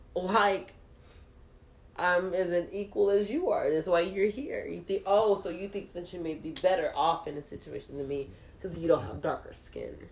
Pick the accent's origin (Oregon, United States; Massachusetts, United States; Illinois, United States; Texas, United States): Texas, United States; I'm just from Texas.